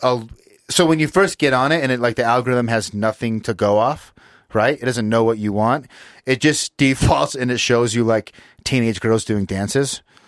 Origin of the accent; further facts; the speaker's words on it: Utah, United States; we grew up here in Utah